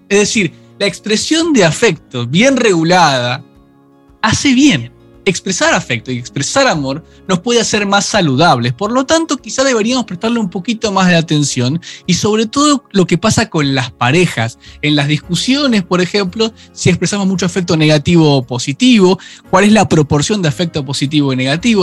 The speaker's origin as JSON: {"language": "Spanish", "country": "Argentina"}